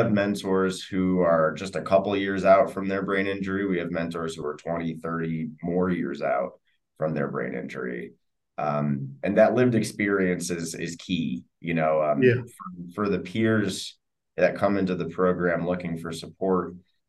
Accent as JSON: {"language": "English", "country": "United States", "said": "I'm from the States there for a moment."}